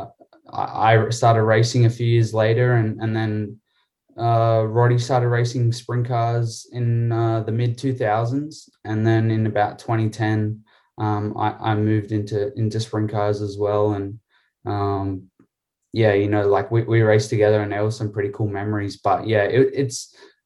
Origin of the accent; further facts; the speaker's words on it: Sydney, New South Wales, Australia; I'm from Sydney in New South Wales, Australia